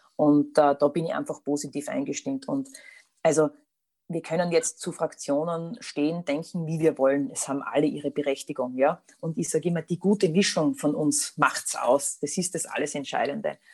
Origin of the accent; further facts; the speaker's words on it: Austria; also born or lived in Styria; bei uns in Österreich